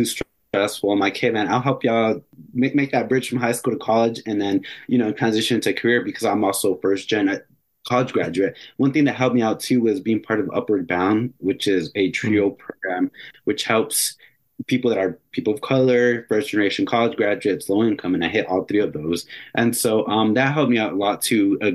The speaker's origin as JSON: {"language": "English", "town": "Phoenix", "region": "Arizona", "country": "United States", "tie": "born or raised there", "said": "I grew up in Phoenix, and I grew up in the inner city and the bad side of town"}